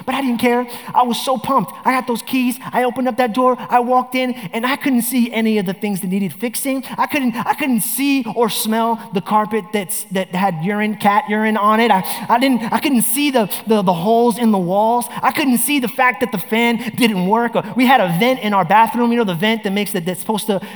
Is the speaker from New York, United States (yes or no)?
yes; New York, United States; now in Orlando, United States; I grew up in New York